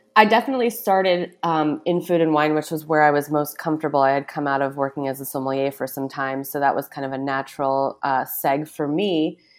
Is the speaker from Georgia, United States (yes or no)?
no; Newburyport, Massachusetts, United States; moved away as an adult; also born or lived in New York City / Brooklyn; now in East Hampton, United States; I grew up in a small town called Newburyport. It used to be Massachusetts' smallest actual city